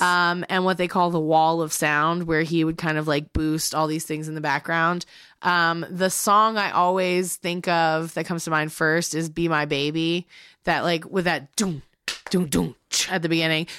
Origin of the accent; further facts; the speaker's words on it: the South, United States; We're from the South